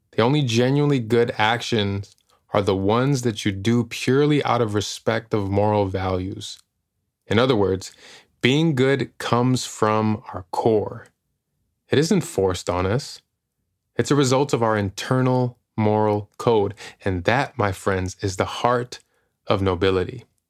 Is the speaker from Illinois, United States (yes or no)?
yes; Chicago, Illinois, United States; moved away as an adult; now in Los Angeles, United States; I'm from Chicago, born and raised